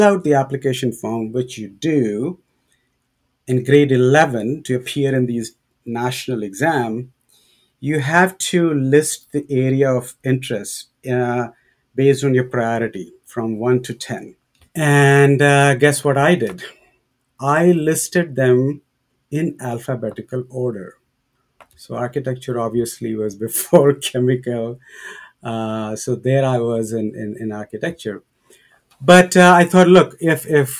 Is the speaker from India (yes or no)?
yes; India; moved away as an adult; also born or lived in St. Louis / Toronto / Winnipeg; now in Edmonton, Canada; growing up in India